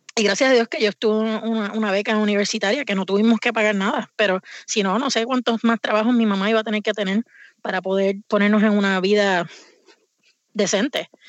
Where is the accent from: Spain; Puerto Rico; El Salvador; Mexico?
Puerto Rico; moved away as an adult; now in Vermont, United States; yo me crié, nací en Puerto Rico y me mudé aquí a Estados Unidos cuando tenía 20 años